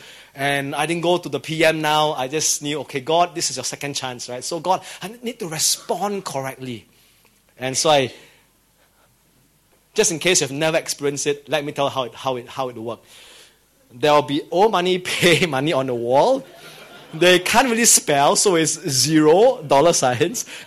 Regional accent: Singapore; as a Singaporean

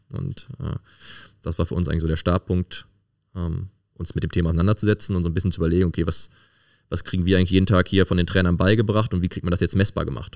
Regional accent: Cologne, North Rhine-Westphalia, Germany; bin äh, gebürtig aus Köln-Porz und äh, wohne da jetzt auch wieder

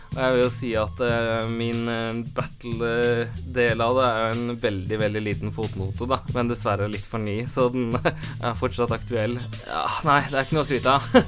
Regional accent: Drøbak, Akershus, Norway; jeg kommer fra Drøbak

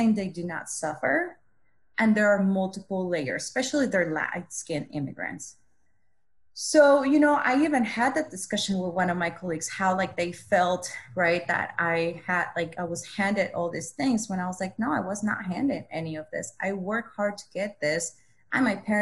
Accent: Mexico; first language Spanish; English is a second language; moved away; also born or lived in Texas border region, United States / Austin, Texas, United States; I was raised in Mexico and then I came to Texas La Frontera.

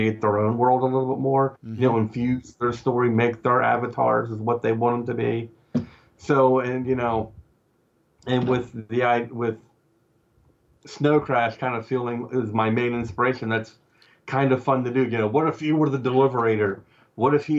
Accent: Cumberland, Maryland, United States; my hometown of Cumberland, Maryland

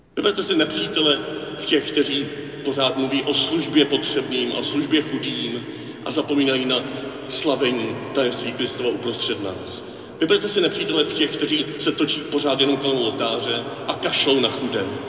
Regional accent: Czechia; Proč tam jezdíme z Čech

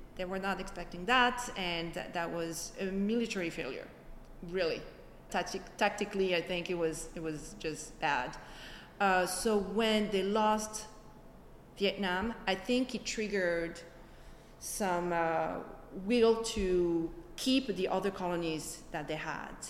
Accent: Alfortville, Île-de-France, France; moved away; I was born and raised in France, in a little city by Paris, in a suburb of Paris.

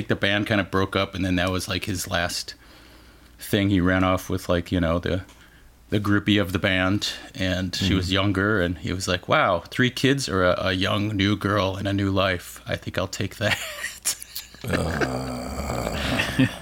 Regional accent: Joliet, Illinois, United States; also born or lived in Colorado; I grew up in Joliet Shorewood area, but my parents got divorced when I was like 4, so then like my dad went to Colorado basically, so then I had to kind of go back and forth

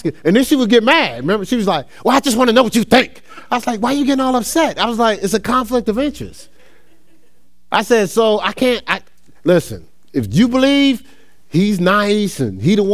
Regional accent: New Jersey, United States; moved away as an adult; now in Ohio, United States; I moved to Ohio. I was from New Jersey

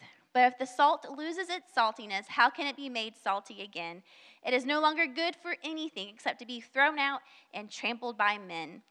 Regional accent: the South, United States; accent: southern; I have probably somewhat of a southern accent. I can't really hear my southern accent, but I know I have it

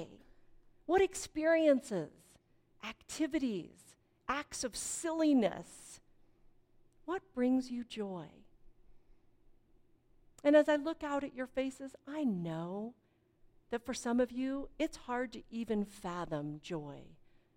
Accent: Fort Collins, Colorado, United States; I grew up in Fort Collins, which for those of you who don't know is just north of Denver on the Front Range

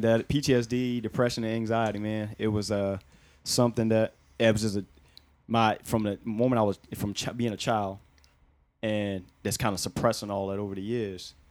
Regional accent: Newport News, Virginia, United States; I'm from Newport News, man, Virginia

